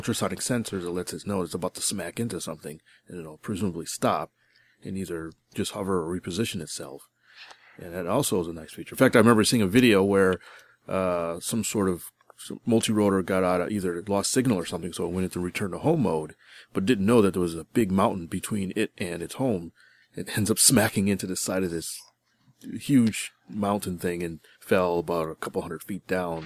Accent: Connecticut, United States; now in Houston, United States; Since I am actually from Connecticut, I went up there to visit friends and family

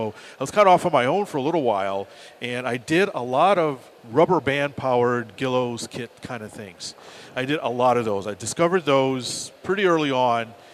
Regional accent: Northeast, United States; born or raised there

